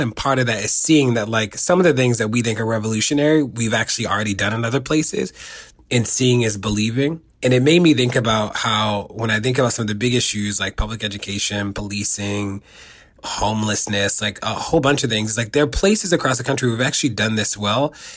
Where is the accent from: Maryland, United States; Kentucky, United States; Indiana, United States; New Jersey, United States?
Maryland, United States; Baltimore; when I grew up in Baltimore and lived in the city exclusively